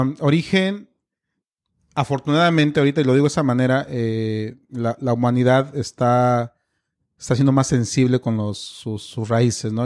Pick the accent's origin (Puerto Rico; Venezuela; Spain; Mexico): Mexico; soy mexicano